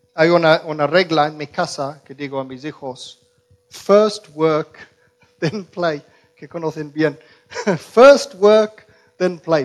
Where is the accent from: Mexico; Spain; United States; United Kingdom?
United Kingdom; Birmingham, West Midlands; Spanish is a second language; moved away; yo crecí en, Musulmanlandia, en Inglaterra, en Birmingham.